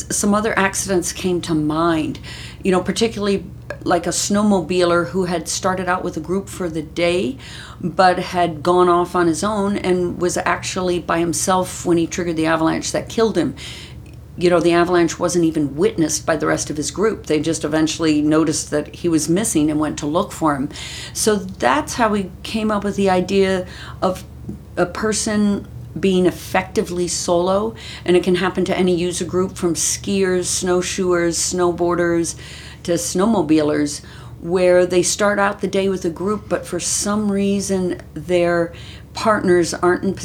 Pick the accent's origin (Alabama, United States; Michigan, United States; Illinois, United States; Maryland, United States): Maryland, United States; moved away as an adult; also born or lived in Oregon; now in Utah, United States; I grew up in Maryland